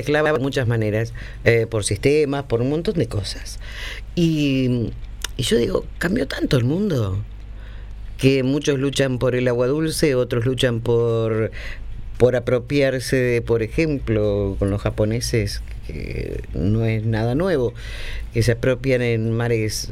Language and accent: Spanish; Argentina; éramos argentinos y somos argentinos